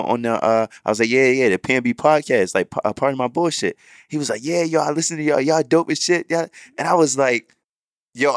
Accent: Baltimore, Maryland, United States; moved away; my hometown

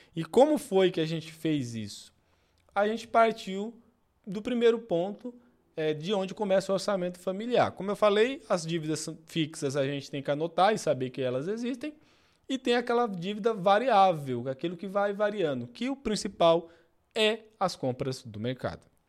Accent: Pernambuco, Brazil; moved away; Eu sou pernambucano e venho do interior

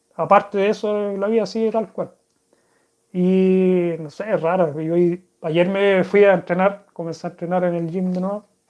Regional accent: Chile; accent: Chilean; first language Spanish; moved away as an adult; now in Sweden; de chico, allá en Chile

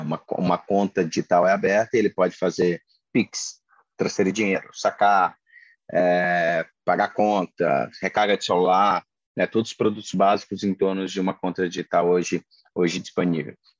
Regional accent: interior of Paraíba, Brazil; also born or lived in Maranhão; eu sou nordestino, minha família é interior do Maranhão, eu sou, sou nascido no interior da Paraíba

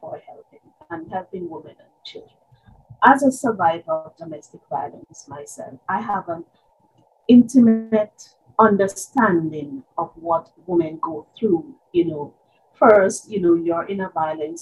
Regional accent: Jamaica; moved away as an adult; now in Trinidad and Tobago; I am a Jamaican by birth. I have been living in Trinidad and Tobago for 35, almost 36 years. I started out in Jamaica

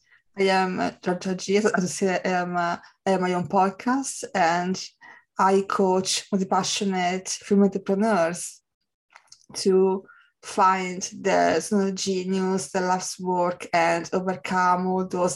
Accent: Italy; I'm from Italy

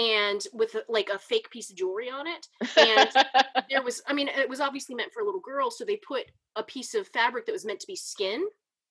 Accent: California, United States; I was born in California

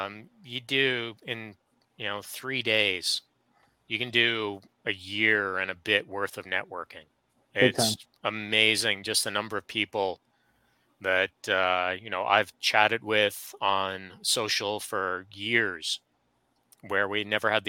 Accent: Canada; although we're Canadian, we're separated between a good bit of distance.

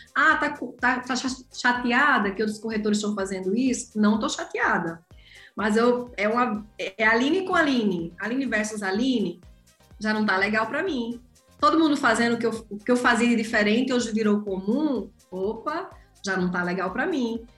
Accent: João Pessoa, Paraíba, Brazil; Sou natural de João Pessoa, atuo no mercado em João Pessoa como corretora de imóveis

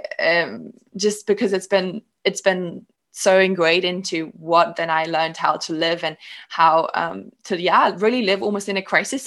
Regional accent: Cape Town, Western Cape, South Africa; also born or lived in Germany; I was born in Germany, but then my family moved to Cape Town, South Africa

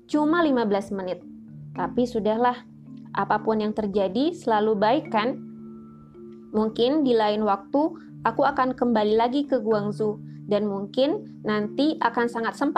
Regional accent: Jakarta, Indonesia; Dan sebagai orang Jakarta yang terbiasa menelan kemacetan, aku jadi parno sendiri.

